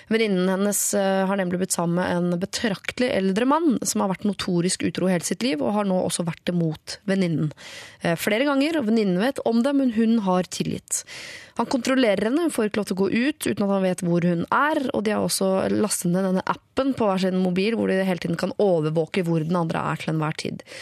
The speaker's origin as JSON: {"language": "Norwegian", "town": "Bergen", "region": "Vestland", "country": "Norway", "said": "Jeg, jeg er bergenser"}